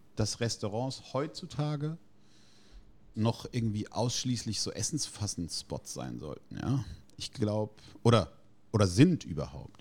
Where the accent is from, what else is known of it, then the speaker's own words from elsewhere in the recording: Heidelberg, Baden-Württemberg, Germany; als Italiener mit vier Geschwistern aus der Altstadt